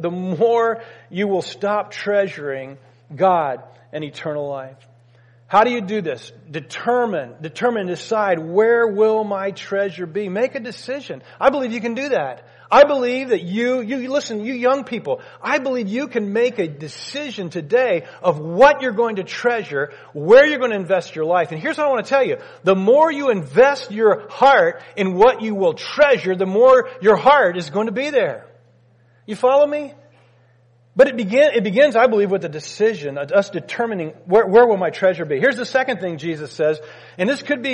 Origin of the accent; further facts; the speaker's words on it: United States; we as Americans